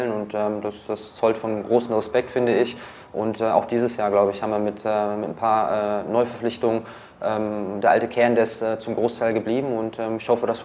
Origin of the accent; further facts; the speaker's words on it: Düsseldorf, North Rhine-Westphalia, Germany; Ich bin ja Düsseldorfer und ähm, klar ist äh, Düsseldorf meine Heimatstadt.